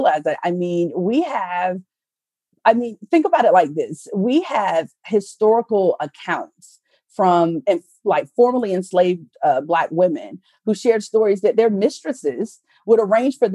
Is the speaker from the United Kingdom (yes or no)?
no; the South, United States; I'm from the South.